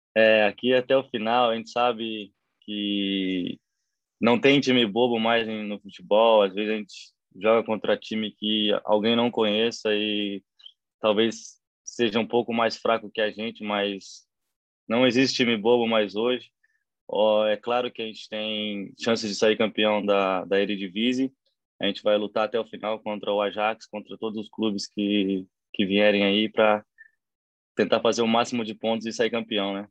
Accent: Platina, São Paulo, Brazil; moved away; also born or lived in Assis, São Paulo; eu nasci na cidade de Assis, São Paulo, mas eu sempre fui de Platina.

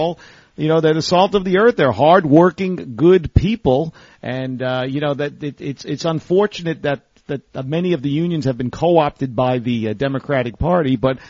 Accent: New York City, New York, United States; I'm from the Bronx. I'm from the northeast corner up there, right where the Bronx touches Westchester County, Orchard Beach, Pelham Bay Park, and that was it. Still is a nice part of the Bronx.

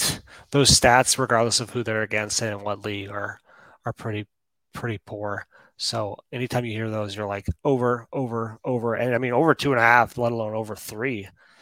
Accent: Colorado, United States; And I grew up in Colorado, too, which is, like, probably the safest place that you could drink some tap water.

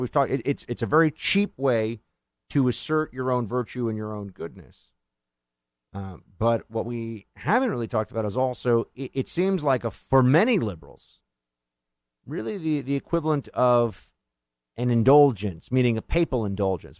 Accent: New York City, New York, United States; moved away; my hometown, by the way, which I remember very fondly

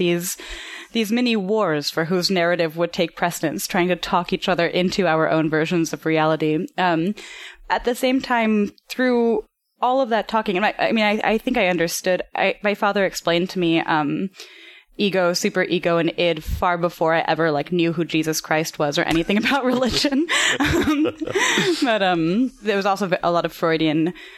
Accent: New York City, New York, United States; I grew up in Soho, actually. I grew up in the same loft that my mother moved into in 1974 when she first moved to America.

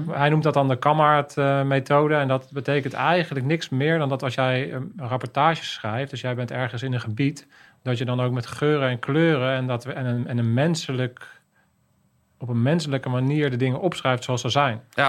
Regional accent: Netherlands

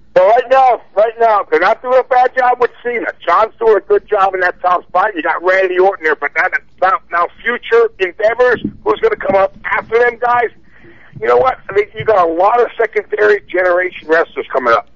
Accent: Whitehall, Pennsylvania, United States; also born or lived in Allentown, Pennsylvania; I'm a hometown Pennsylvania boy, born and bred in Allentown, PA, actually Whitehall, Pennsylvania

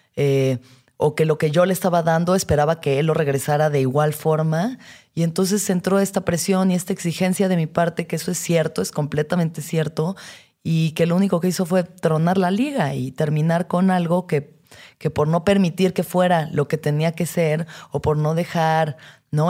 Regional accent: Mexico; las expectativas como mujer mexicana

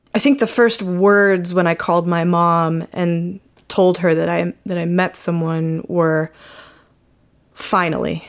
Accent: Utah, United States; I grew up in Utah

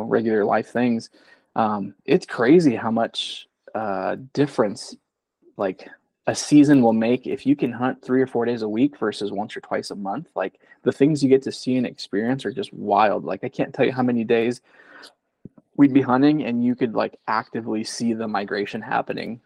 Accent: South Dakota, United States; also born or lived in California; And then I moved out to South Dakota. And then I'm 32 now. So I feel like I've kind of grown up in the Midwest.

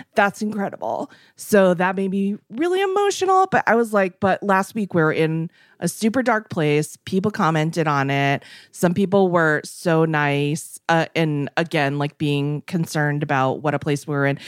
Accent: East Coast, United States; now in West Coast, United States; growing up on the East Coast and living on the West

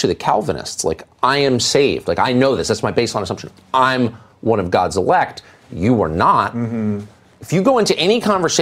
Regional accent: Los Angeles, California, United States; moved away; also born or lived in La Jolla, California / Georgetown, Washington, D.C.; I grew up here in Southern California, and we lived in Studio City

